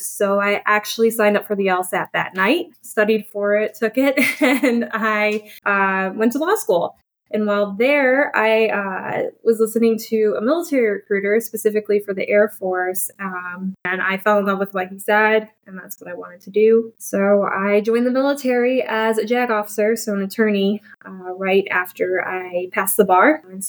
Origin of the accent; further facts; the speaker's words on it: Toledo, Ohio, United States; I grew up in Toledo, Ohio. I grew up in a suburb outside